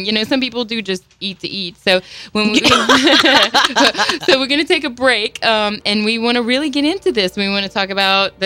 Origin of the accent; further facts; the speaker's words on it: Houma, Louisiana, United States; I'm from Homo.